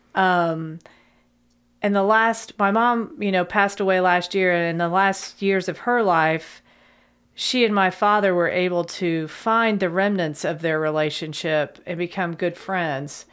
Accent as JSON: {"language": "English", "town": "Lexington", "region": "Kentucky", "country": "United States", "tie": "born or raised there", "also_born_or_lived": "Thermopolis, Wyoming", "said": "I grew up here in Lexington, and my dad and mom moved here in nineteen seventy-two. I was a second grader"}